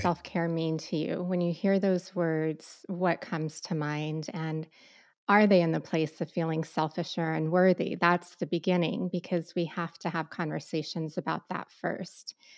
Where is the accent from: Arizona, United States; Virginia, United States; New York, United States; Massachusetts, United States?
Arizona, United States; Southeast; growing up in Southeast Arizona